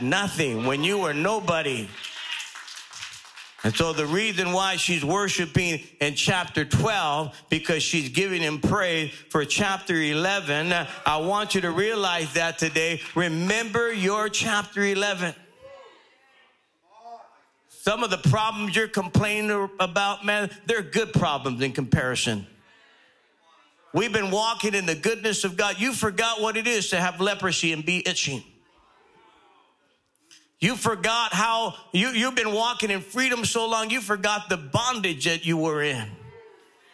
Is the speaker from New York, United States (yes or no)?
no; Los Angeles, California, United States; I grew up in South LA, in the bad part of South